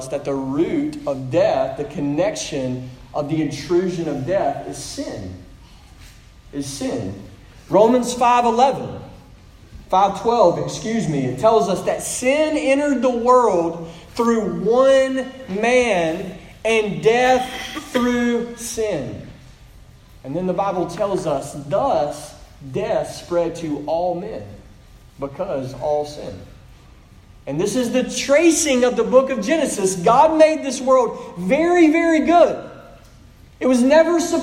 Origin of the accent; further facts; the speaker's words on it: Pearl, Mississippi, United States; I'm from Pearl, Mississippi